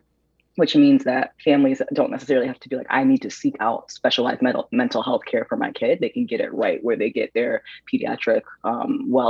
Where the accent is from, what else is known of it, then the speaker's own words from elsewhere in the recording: Waterbury, Connecticut, United States; I am from Waterbury, Connecticut, which is a smaller city in Connecticut, born and raised